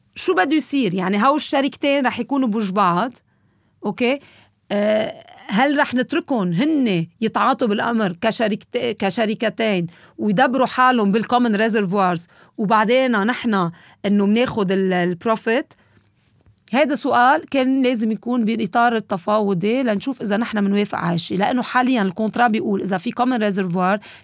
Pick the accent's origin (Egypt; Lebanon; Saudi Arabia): Lebanon; ونحن كلبنانيين